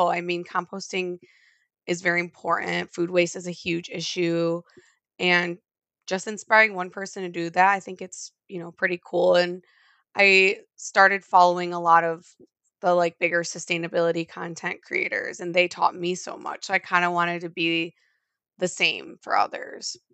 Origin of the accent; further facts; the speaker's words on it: Midwest, United States; I'm from the Midwest